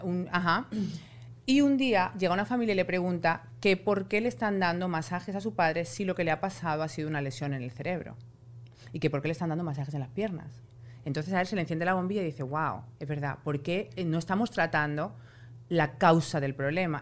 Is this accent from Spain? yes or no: yes; Spain; yo soy española y en España eso no existe